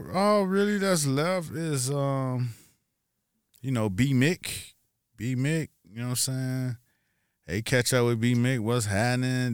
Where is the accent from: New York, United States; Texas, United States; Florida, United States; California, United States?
Florida, United States; Miami; I'm from Miami